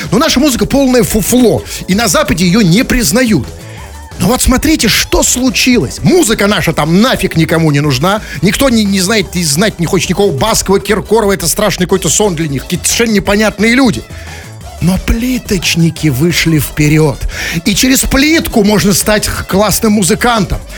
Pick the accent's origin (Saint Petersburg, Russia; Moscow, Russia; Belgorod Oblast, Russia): Saint Petersburg, Russia; на канале YouTube я выгляжу не как петербуржец, да?